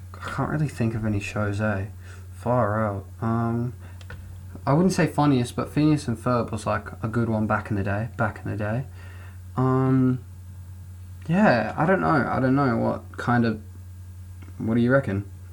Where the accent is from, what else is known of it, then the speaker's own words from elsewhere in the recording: New Zealand; I was born in New Zealand.